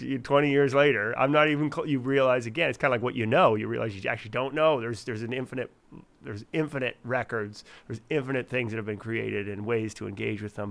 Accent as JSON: {"language": "English", "town": "Fredericton", "region": "New Brunswick", "country": "Canada", "tie": "born or raised there", "moved": "yes", "said": "my hometown of Fredericton"}